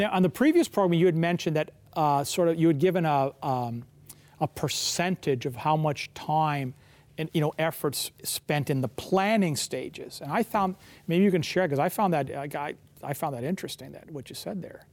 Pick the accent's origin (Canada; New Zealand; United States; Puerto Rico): Canada; Kensington Market, Ontario; I grew up in Kensington Market